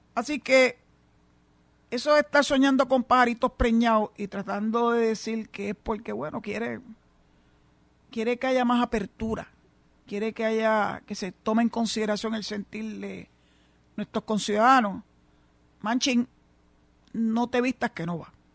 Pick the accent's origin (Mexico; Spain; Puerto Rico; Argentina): Puerto Rico; Cabo Rojo; el alcalde de Cabo Rojo, mi pueblo